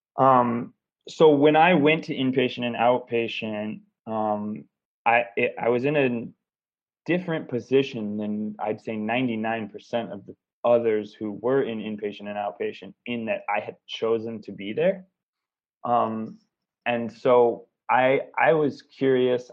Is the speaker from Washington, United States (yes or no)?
yes; Seattle, Washington, United States; I grew up in America. I grew up in Seattle, Washington